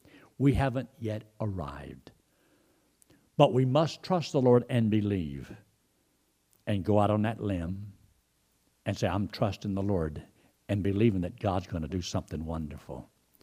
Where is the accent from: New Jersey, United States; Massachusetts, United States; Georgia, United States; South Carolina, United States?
Georgia, United States; Well, I didn't come from a ranch. I came from Georgia. And I came down here and got into this situation.